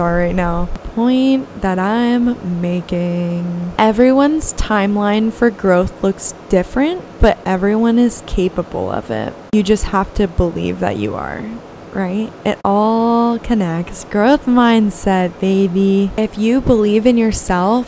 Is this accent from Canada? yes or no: no; Gilbert, Arizona, United States; moved away as an adult; also born or lived in Tucson, Arizona; now in California, United States; I had originally accepted a job in my hometown, which is just so out of character for me. I never ever wanted to move back to Gilbert, Arizona.